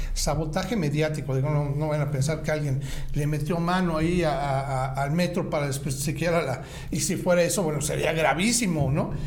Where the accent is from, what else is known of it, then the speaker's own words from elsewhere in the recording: Mexico; como mexicanos